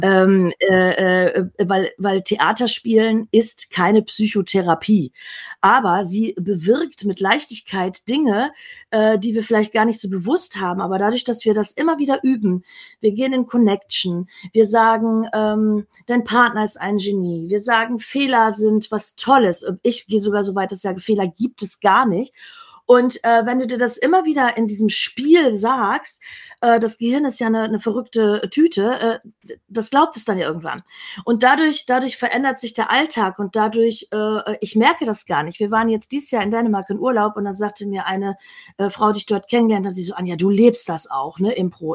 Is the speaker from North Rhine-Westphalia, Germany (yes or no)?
no; Emsland, Lower Saxony, Germany; Ich bin im Emsland aufgewachsen in Norddeutschland